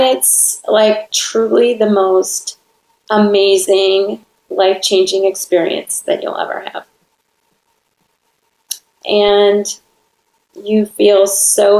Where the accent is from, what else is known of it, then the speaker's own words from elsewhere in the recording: Wisconsin, United States; now in Orange County, California, United States; I'm from Wisconsin